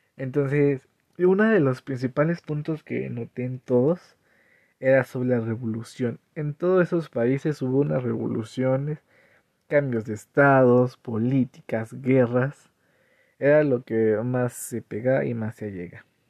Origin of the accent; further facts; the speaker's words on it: Cañada de Flores, Hidalgo, Mexico; Soy de Cañada de Flores